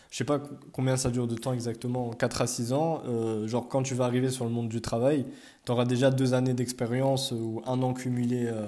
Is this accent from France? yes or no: yes; France; ouais, je suis français, mais c'est même pas ça le problème